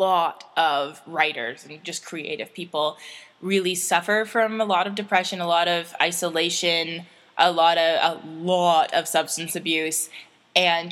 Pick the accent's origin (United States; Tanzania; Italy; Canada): Canada; I say this as a Canadian who spends time in the States